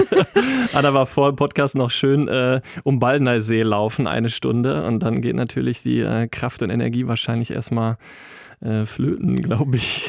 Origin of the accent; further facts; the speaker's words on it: Wetter, Germany; komme gebürtig aus Wetter